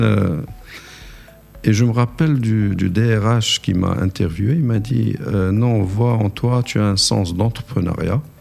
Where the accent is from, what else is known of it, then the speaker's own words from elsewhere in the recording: Morocco; moved away as an adult; also born or lived in United States / Algeria / Bahrain; mon retour au, pays mm-hmm. en 98 après avoir passé 13 ans aux États-Unis